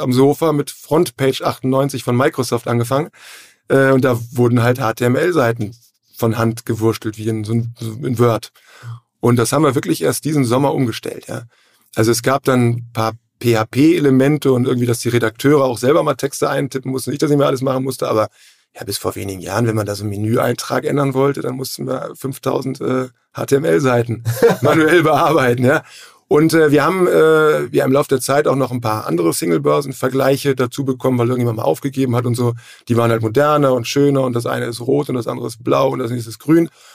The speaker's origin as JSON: {"language": "German", "region": "Hamburg", "country": "Germany", "tie": "born or raised there", "also_born_or_lived": "Flensburg", "moved": "as an adult", "said": "ich komme auch aus Hamburg, äh, Hamburg-Rahlstedt"}